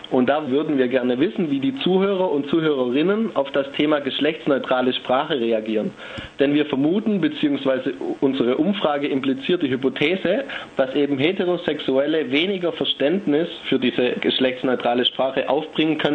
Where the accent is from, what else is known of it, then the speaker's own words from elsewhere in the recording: Stuttgart, Baden-Württemberg, Germany; Ich komme ursprünglich aus Stuttgart, wie man wahrscheinlich meinem Dialekt entnehmen kann.